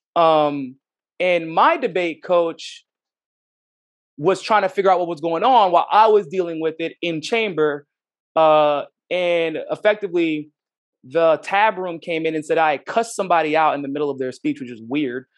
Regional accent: United States; as an American, uh, with my own unique experiences

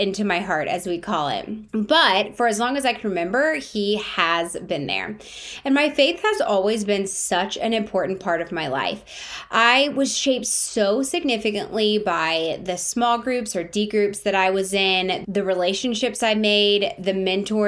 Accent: Brentwood, Tennessee, United States; Growing up in the South also affected my views of health and wellness

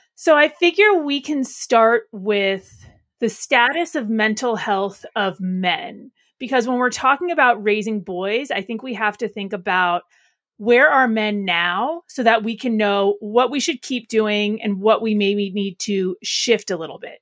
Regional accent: Arlington, Alexandria, Virginia, United States; our Arlington, Alexandria office. It's my hometown

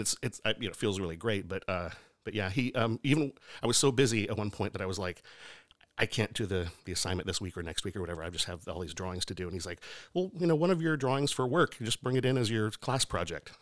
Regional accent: Lebanon, Oregon, United States; I grew up in Oregon. Yeah, small town called, uh, Lebanon

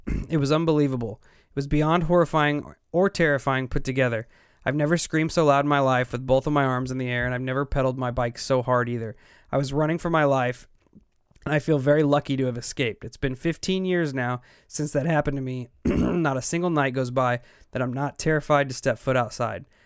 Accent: Illinois, United States; we're from Illinois and we have all of our local support here

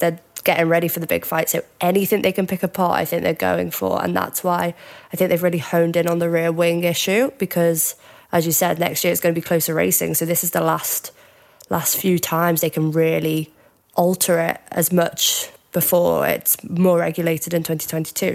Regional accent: Cheshire, North West England, United Kingdom; now in Glasgow, United Kingdom; I am actually from Cheshire near Liverpool, but I'm up in Glasgow

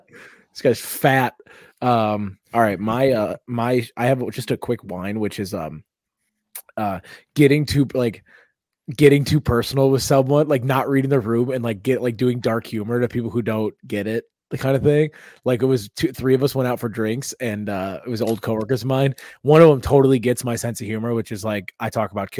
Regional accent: United States; As an American

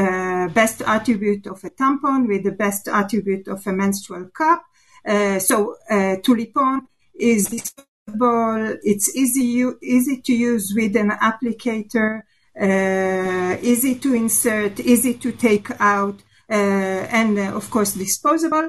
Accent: Israel; I'm from Israel

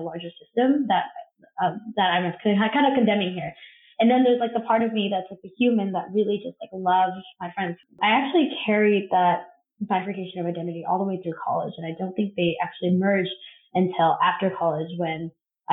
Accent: Covina, California, United States; moved away as an adult; also born or lived in Los Angeles, California; now in Brooklyn, New York, United States; I grew up in Covina, which was pretty sleepy town growing up.

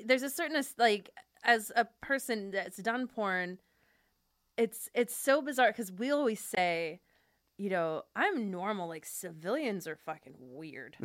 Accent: Fresno, California, United States; I grew up in Fresno, which is very Armenian

